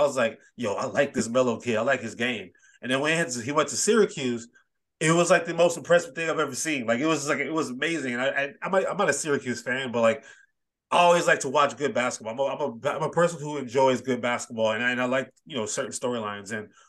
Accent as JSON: {"language": "English", "country": "Nigeria", "said": "Like, he played Nigeria this one year, and I'm Nigerian, so I was very conflicted."}